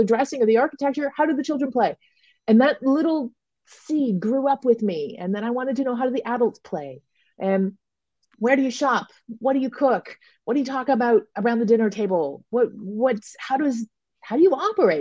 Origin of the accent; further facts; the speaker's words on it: Toronto, Ontario, Canada; moved away as an adult; I do now have a home base again in my hometown of Toronto